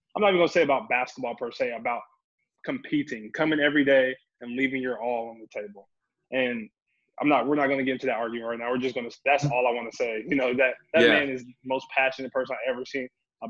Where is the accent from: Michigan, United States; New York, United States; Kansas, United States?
Kansas, United States; Topeka; moved away as an adult; growing up in Kansas.